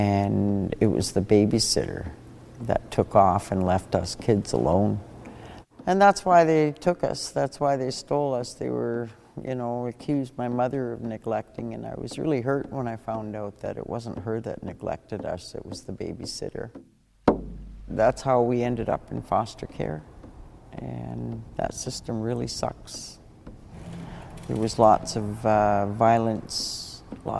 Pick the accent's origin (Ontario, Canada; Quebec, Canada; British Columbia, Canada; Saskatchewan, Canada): British Columbia, Canada; Witset; moved away; I'm originally from Wet'suwet'en, Wit'set